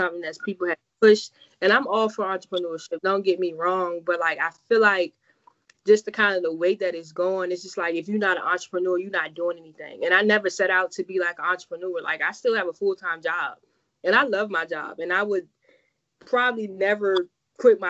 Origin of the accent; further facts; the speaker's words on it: Farmville, Virginia, United States; moved away as an adult; now in Bowie, United States; Located in my hometown, Farmer, Virginia. I'm a graduate of Prince Edward County, class of 2009